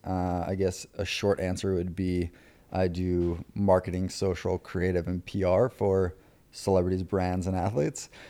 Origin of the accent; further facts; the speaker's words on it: Long Island, New York, United States; I was raised on Long Island, uh, grew up on Long Island